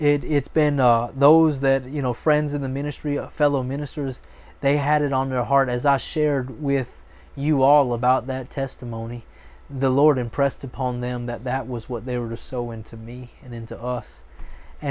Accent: Florida, United States; moved away; also born or lived in Oklahoma; I'm a Florida boy. I'm from Florida

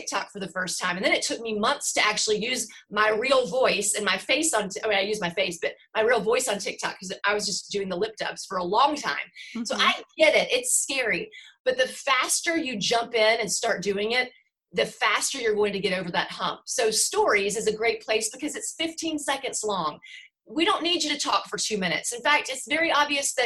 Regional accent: the South, United States; I'm from the South

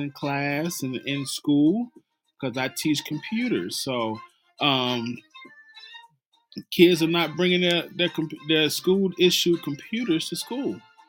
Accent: Mississippi, United States; I'm from Mississippi

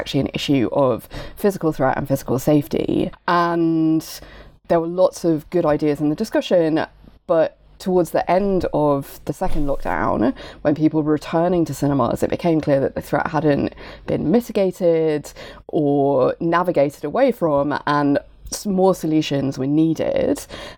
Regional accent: United Kingdom; I'm a member of queer feminist film curation collective Club des Femmes, although we are British, not French.

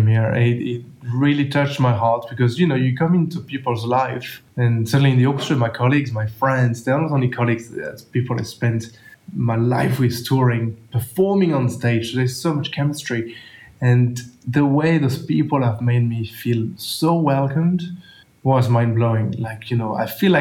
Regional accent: France; accent: French; English is a second language; now in Australia; I speak quite raw French accent in English.

